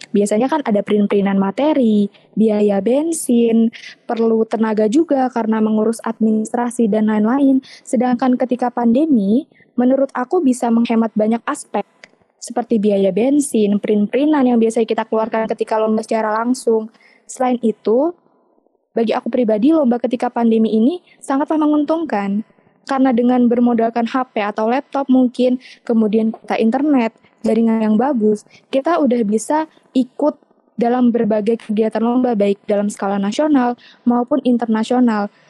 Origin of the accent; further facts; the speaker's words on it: Riau, Indonesia; now in Central Kalimantan, Indonesia; Untuk asalnya aku asalnya dari Riau tapi hmm. sekarang tinggalnya di Kalimantan Tengah.